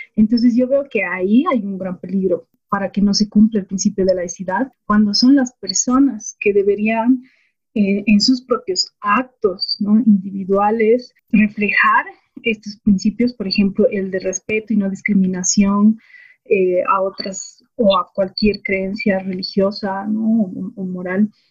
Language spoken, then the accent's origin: Spanish; Bolivia; toda esa época de entender la diversidad que existía en mi país